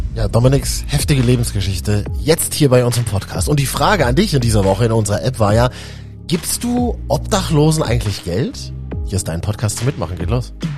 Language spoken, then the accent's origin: German; Berlin, Germany; ich kenne es so mein halbes Leben aus Berlin, wo ich geboren bin